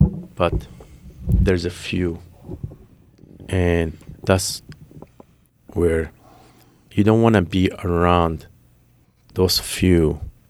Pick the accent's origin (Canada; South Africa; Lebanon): Lebanon; Well, growing up in Lebanon, living the Civil War, making sure you are the right place because you don't want to be at the wrong place.